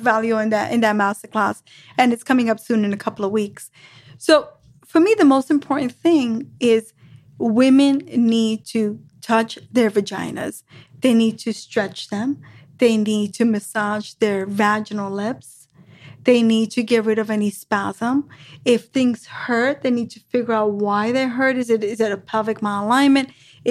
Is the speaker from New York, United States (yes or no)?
yes; New York, United States; I'm from New York. That's how we say it.